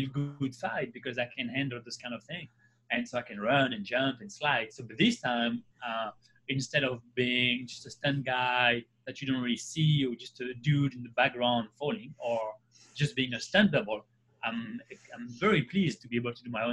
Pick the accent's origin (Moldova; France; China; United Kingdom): France; south of France; born or raised there; English is a second language; moved away as an adult; also born or lived in Paris